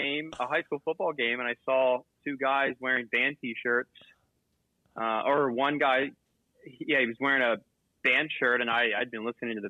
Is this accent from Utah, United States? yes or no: no; Manheim, Pennsylvania, United States; I was born and raised in a really small town called Mannheim in Pennsylvania, and it's primarily an agric